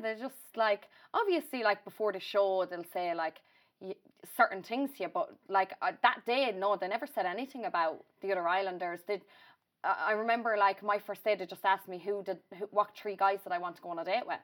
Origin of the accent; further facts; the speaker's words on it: Ireland; if I did come home, and I'd go to say Mullingar or Athlone, that's where I'd always go on a night out